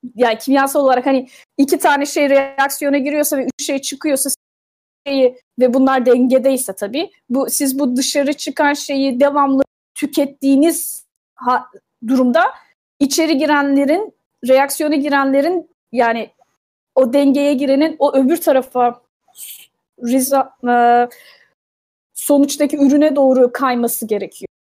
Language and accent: Turkish; Turkey; now in United States; Türk'üm ben